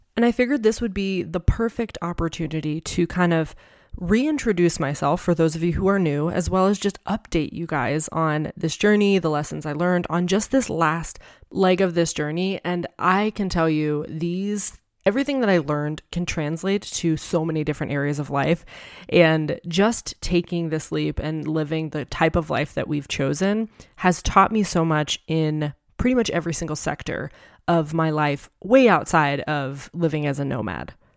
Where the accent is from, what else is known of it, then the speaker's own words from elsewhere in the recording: New Hampshire, United States; moved away as an adult; also born or lived in Tucson; I had lived the first twenty-four years of my life in New Hampshire with my family